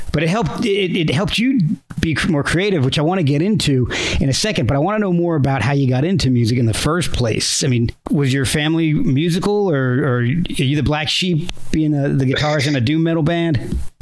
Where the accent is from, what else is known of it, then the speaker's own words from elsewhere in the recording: New Jersey, United States; moved away; I kind of grew up in New Jersey myself, so spent like f- almost 15 years there